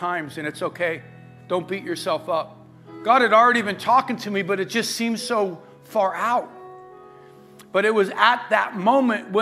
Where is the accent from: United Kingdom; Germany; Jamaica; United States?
United States; La Verne, California; I grew up in Laverne